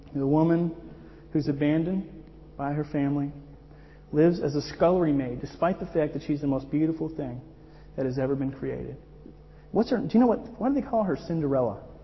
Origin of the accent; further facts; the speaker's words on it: Miami, Florida, United States; moved away as an adult; I'm from Miami